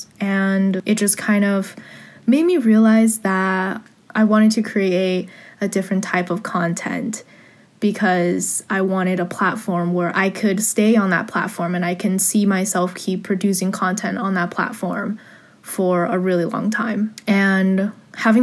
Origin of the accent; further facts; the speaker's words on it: San Gabriel Valley, California, United States; I grew up in the San Gabriel Valley area, 626